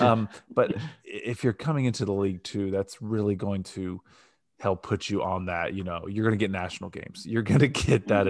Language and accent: English; Northeast Ohio, United States; I grew up in Northeast Ohio. My whole family's from Cleveland